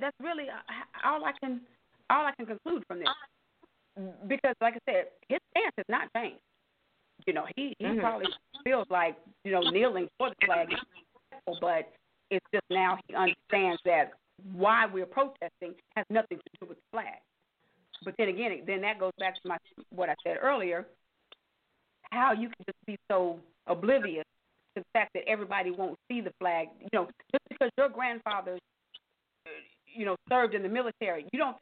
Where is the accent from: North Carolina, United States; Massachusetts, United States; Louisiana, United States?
Louisiana, United States; We are from Louisiana